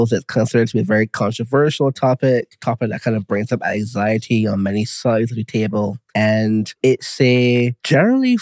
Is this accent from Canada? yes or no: no; Barbados; where I'm from, Barbados